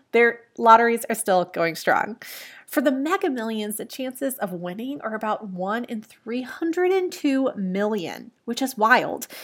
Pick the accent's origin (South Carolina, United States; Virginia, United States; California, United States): Virginia, United States; I grew up in Virginia